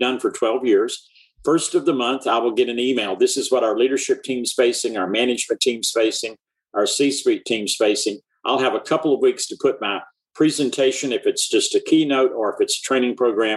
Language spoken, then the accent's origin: English; mountains of North Carolina, North Georgia, Appalachia, United States; also born or lived in north of Boston; the mountains of North Carolina, North Georgia. I grew up in a sawmill family.